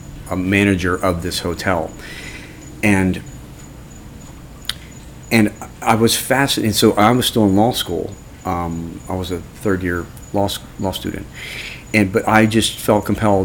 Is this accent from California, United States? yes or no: no; Orlando, Florida, United States; I grew up in Orlando. You know, I went to Winter Park High School and grew up in Orlando.